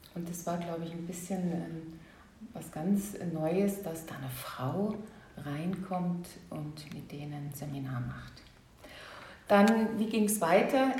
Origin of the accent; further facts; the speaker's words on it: Saarland, Germany; moved away as an adult; also born or lived in Baden-Württemberg; ich bin auch geboren, aufgewachsen im Saarland, in einer kleinen, sehr bürgerlichen Gemeinschaft